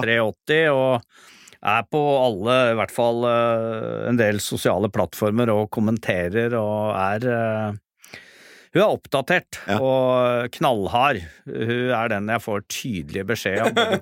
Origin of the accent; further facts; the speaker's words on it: Oslo, Norway; for å være her i Oslo, som er hjembyen min